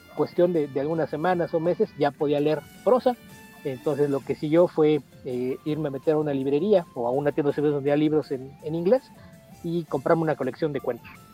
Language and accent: Spanish; Mexico City, Mexico; first language Spanish; yo nací en la Ciudad de México, toda mi vida he vivido aquí